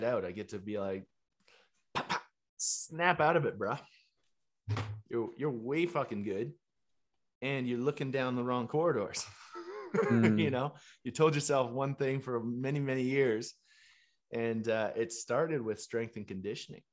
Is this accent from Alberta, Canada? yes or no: yes; Chestermere, Alberta, Canada; growing up in Canada, a small town just east of Calgary, Chestermere, Alberta